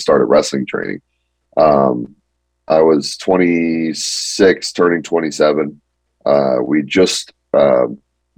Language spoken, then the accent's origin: English; Palmdale, California, United States; I grew up in Palmdale, Lancaster area, which is like 45 minutes north of Los Angeles.